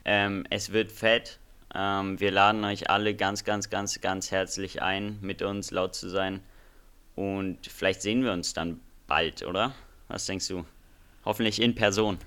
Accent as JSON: {"language": "German", "country": "Germany", "said": "bei uns in Deutschland"}